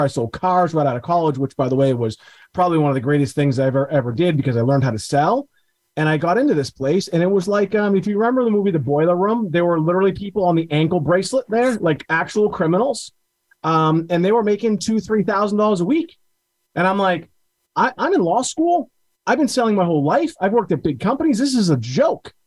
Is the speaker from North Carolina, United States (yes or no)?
no; Beverly, Massachusetts, United States; my hometown of Beverly, Massachusetts